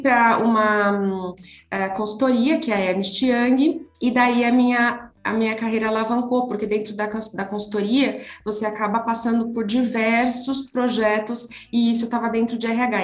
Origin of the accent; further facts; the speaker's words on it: Taubaté, São Paulo, Brazil; moved away as an adult; now in São Paulo, Brazil; eu sou do interior de São Paulo, Taubaté, e lá eu fiz faculdade